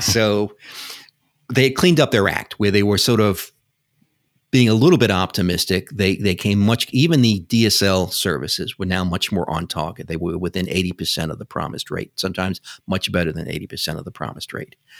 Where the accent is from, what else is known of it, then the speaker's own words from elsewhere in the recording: New York City, New York, United States; I grew up in New York City, which you can probably tell by my accent.